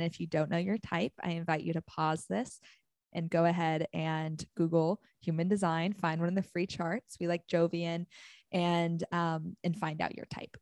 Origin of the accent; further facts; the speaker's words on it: Arizona, United States; moved away; I'm from Arizona